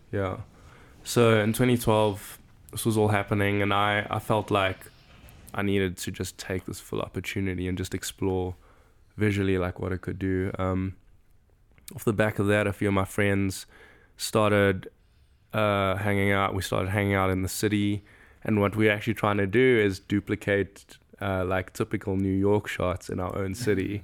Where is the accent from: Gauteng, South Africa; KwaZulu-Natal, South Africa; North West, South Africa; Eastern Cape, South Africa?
Gauteng, South Africa; Johannesburg; first language English; moved away as an adult; also born or lived in Benoni / Bedfordview; now in Chicago, United States; I grew up in a city called Johannesburg, born in a town called Benoni